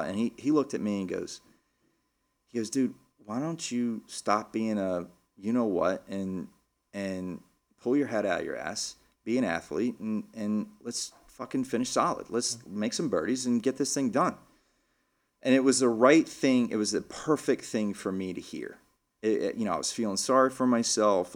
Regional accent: Lubbock, Texas, United States; now in Philadelphia, United States; I grew up in Lubbock, Texas

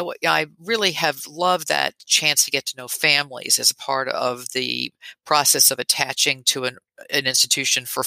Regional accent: Tennessee, United States; moved away as an adult; also born or lived in Texas; now in New York, United States; I grew up in Tennessee and spent my adult years in Texas, and then 3 years ago moved to New York.

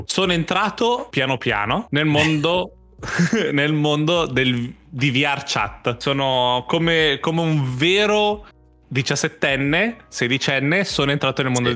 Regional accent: Italy; io sono italiano.

